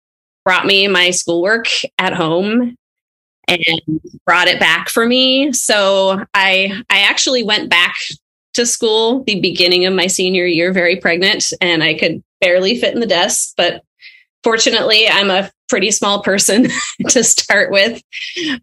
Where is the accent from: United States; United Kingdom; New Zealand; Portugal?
United States; Arlington, Washington; now in Seattle, United States; I grew up in Arlington, which is a pretty small town north of Seattle here